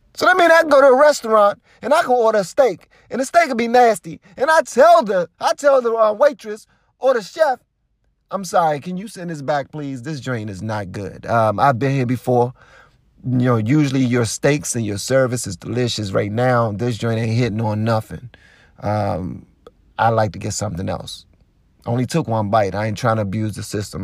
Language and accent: English; Washington, District of Columbia, United States; I ain't from the suburbs. I live in the suburbs now, yeah. I'm, but I'm from Southeast D C